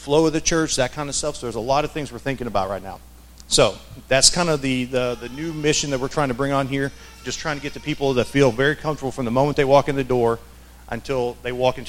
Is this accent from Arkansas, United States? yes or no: yes; Arkansas, United States; moved away; So I grew up in the South. I grew up in Arkansas.